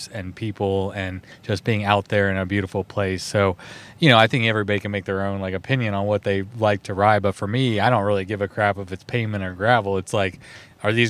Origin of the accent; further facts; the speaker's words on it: Texas, United States; We're both from Texas.